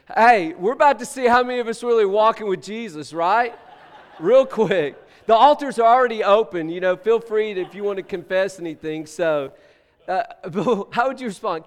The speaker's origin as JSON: {"language": "English", "region": "Texas", "country": "United States", "moved": "yes", "said": "we're from Texas"}